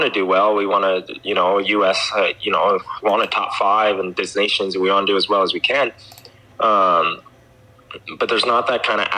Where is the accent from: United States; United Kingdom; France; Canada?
Canada; I'm the Canadian, one of the top dogs in Canada